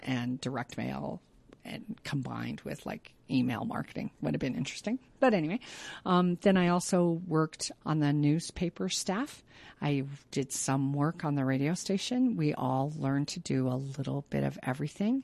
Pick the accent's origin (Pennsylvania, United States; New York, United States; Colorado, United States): Colorado, United States; Pueblo; Pueblo is my hometown